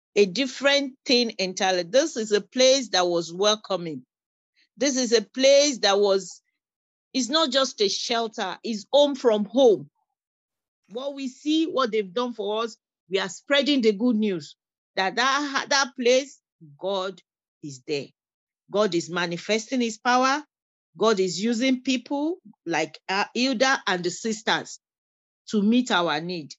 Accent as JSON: {"language": "English", "country": "Nigeria", "moved": "as an adult", "lives_now": "Windsor, Canada", "said": "I'm a refugee. I came into Canada as a refugee. I'm from Nigeria."}